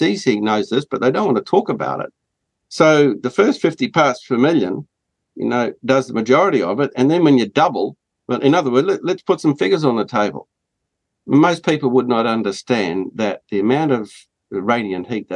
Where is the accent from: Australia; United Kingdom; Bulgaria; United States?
Australia; as an Australian